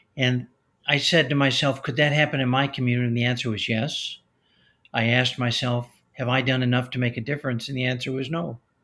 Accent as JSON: {"language": "English", "town": "Chicago", "region": "Illinois", "country": "United States", "tie": "born or raised there", "said": "I grew up in Chicago, Illinois, in that area"}